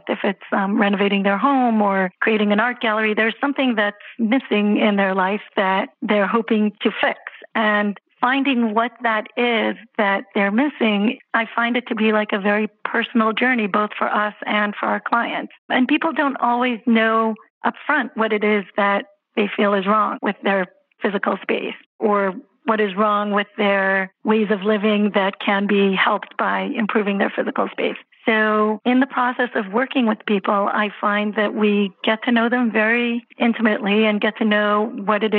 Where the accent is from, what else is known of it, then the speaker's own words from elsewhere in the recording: Israel; moved away as an adult; also born or lived in Jerusalem, Israel; now in New York City, United States; I'm originally from Israel